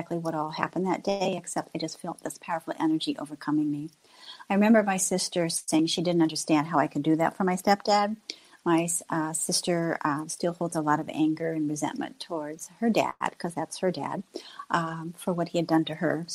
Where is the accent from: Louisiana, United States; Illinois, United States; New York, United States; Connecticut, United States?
Illinois, United States; moved away as an adult; also born or lived in Fort Madison, Iowa / Florida; I'm originally from Illinois, but I left Illinois, went to Florida